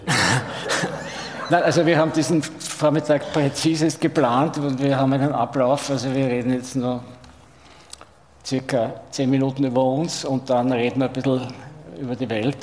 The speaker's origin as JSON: {"language": "German", "region": "Vienna", "country": "Austria", "said": "aus Wien"}